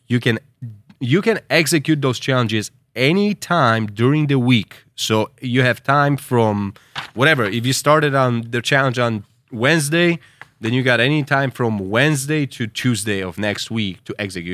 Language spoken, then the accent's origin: English; United States; as an American